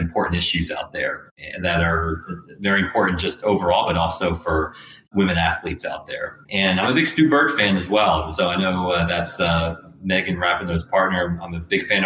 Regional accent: Southeast, United States; I'm in Georgia. And so growing up in the Southeast myself

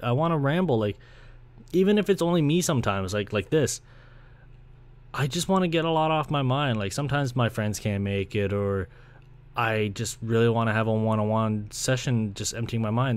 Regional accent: Brampton, Ontario, Canada; moved away as an adult; now in Scarborough, Canada; I was born in Scarborough, funny enough, so I was born here back in ninety-two. And I was pretty much raised in Brampton

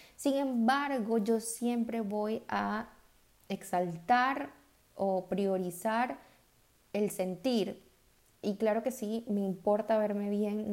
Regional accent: Venezuela; del país de donde yo soy, que es Venezuela

